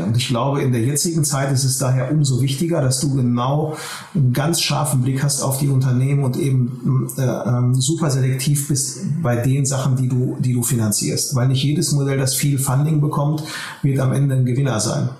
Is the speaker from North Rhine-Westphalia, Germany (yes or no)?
yes; Ruhr area, North Rhine-Westphalia, Germany; also born or lived in Berlin; Wir sitzen in Essen. Äh, wir kommen aus der Region. Wir haben auch die letzten zehn Jahre sehr erfolgreich in der Region gearbeitet und äh, das ist hier unsere Heimat